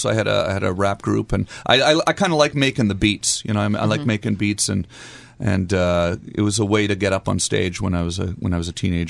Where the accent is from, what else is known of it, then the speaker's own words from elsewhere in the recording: Ottawa, Ontario, Canada; I'm Canadian. I'm from Ottawa